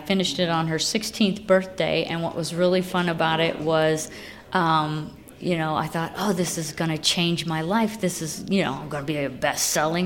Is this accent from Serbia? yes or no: no; Lafayette, Indiana, United States; now in Muncie, United States; We moved to Muncie about 20 years ago. I grew up in Lafayette